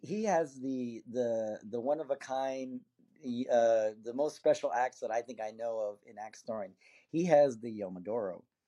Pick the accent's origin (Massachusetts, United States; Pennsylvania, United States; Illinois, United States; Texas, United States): Texas, United States; McAllen; moved away; I'm actually born and raised in Texas. I'm, I'm, uh, I'm originally from South Texas